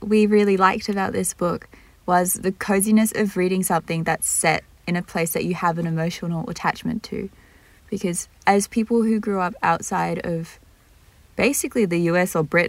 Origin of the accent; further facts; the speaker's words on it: Singapore; Both grew up in Singapore, with my family being expats slash immigrants and Chuen's being Singaporean.